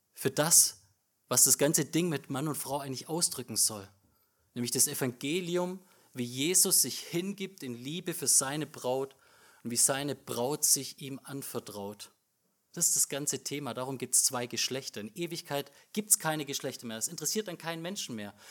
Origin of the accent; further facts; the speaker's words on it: Germany; bei uns als Deutsche